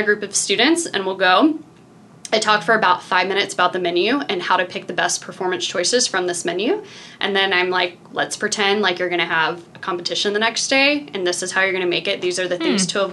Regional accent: Memphis, Tennessee, United States; also born or lived in Irvine, California / Chicago; now in Iowa City, United States; I grew up in Memphis, and I kind of thought Memphis was a small town.

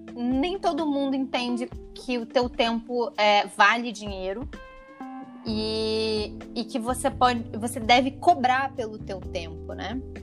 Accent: Taubaté, São Paulo, Brazil; lá em Taubaté, onde eu nasci, morei, fui criada

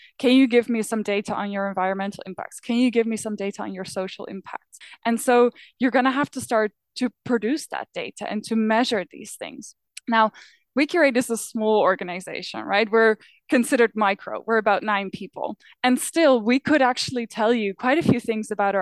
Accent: Netherlands; now in Berlin, Germany; I am from the Netherlands

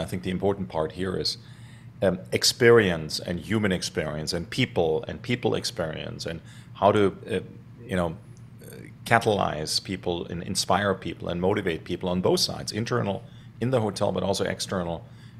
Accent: Stuttgart, Baden-Württemberg, Germany; So I grew up in Germany, in Stuttgart, Germany, actually in the city.

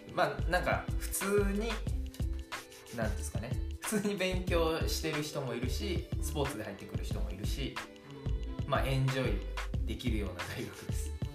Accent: Kanagawa, Japan; 高校地元の神奈川県の高校卒業して

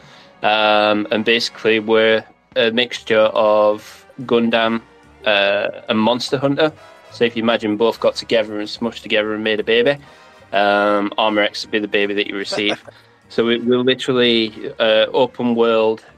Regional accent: United Kingdom; accent: British

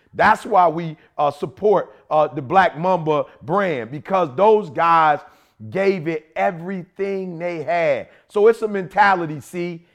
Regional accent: Chicago, Illinois, United States; People know I'm from the Shy. I love Chicago. That's where I was born.

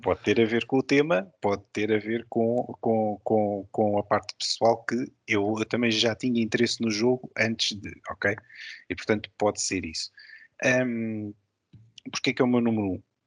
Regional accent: Lisbon, Portugal; eu sou lisboeta, nasci em Lisboa

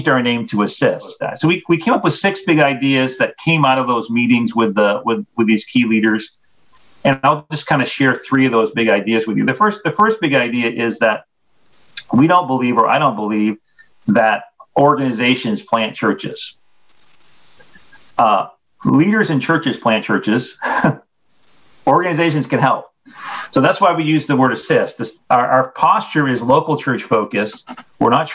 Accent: Maine, United States; moved away as an adult; also born or lived in New Brunswick, Canada; I grew up in Maine in an independent Baptist church

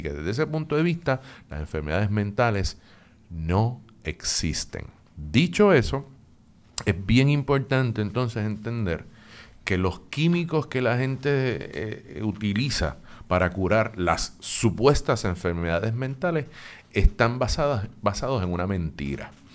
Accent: Puerto Rico; somos los boricuas y las boricuas

